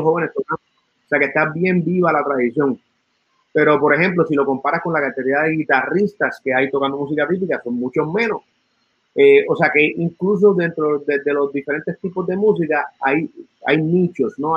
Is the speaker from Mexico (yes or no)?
no; San Juan, Puerto Rico; also born or lived in Santurce; Nacido en Santurce, criado en Río Piedra